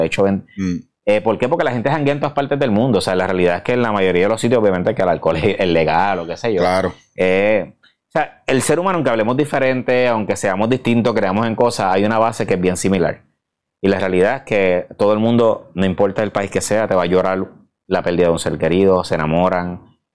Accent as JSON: {"language": "Spanish", "country": "Puerto Rico", "said": "soy boricua"}